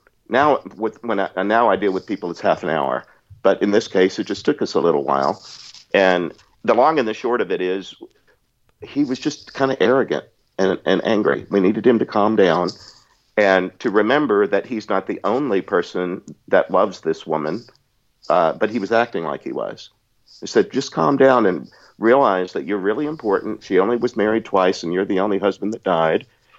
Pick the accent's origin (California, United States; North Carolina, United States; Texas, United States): Texas, United States; I'm from Southeast Texas. I can put the accent on.